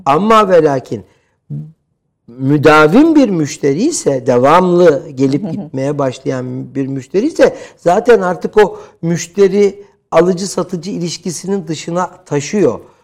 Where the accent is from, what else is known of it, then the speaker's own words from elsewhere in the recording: Istanbul, Turkey; 70'li yıllarda İstanbul Cerrahpaşa doğumluyum ki Cerrahpaşalılığı e, özellikle e, vurgularım.